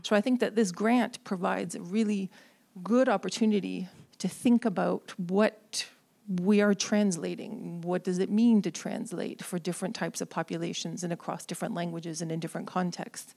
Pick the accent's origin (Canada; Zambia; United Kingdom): Canada; now in Iowa City, United States; I'm from Canada